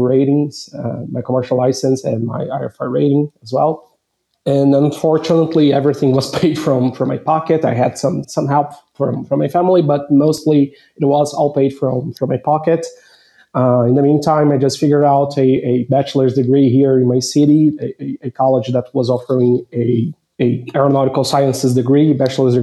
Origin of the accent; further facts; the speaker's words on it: Brazil; I'm from Brazil, and I'm currently living here as well near the São Paulo area.